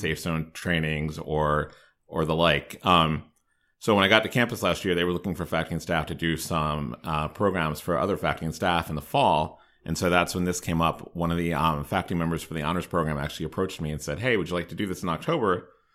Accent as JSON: {"language": "English", "town": "Hagerstown", "region": "Maryland", "country": "United States", "tie": "born or raised there", "also_born_or_lived": "North Carolina", "moved": "as an adult", "said": "I grew up in Hagerstown, so I'm fairly local."}